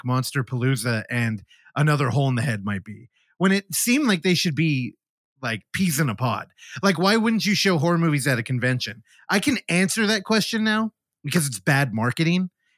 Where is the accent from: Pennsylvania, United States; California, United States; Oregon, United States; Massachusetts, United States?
California, United States; Bay Area; I grew up in the Bay Area now for all 30. Oh, God. How old am I? 38.